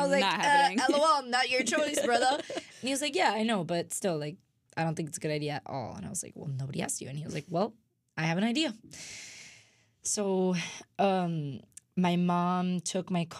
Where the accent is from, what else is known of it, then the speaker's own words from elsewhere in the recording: Miami, Florida, United States; moved away as an adult; now in Indiana, United States; I'm from Miami. I went to public school